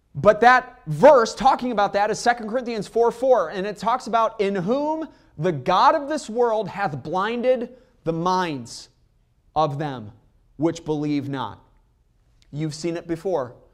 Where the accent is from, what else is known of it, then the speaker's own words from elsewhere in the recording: Chicago, Illinois, United States; I'm from Chicago.